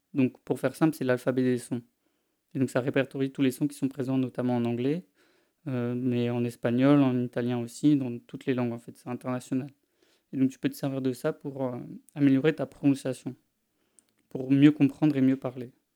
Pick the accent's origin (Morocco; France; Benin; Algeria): France; accent: French; mon accent français